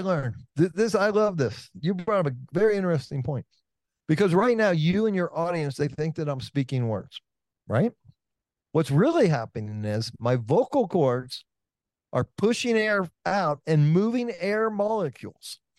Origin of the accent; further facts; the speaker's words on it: Oakland, California, United States; I'm from Oakland, California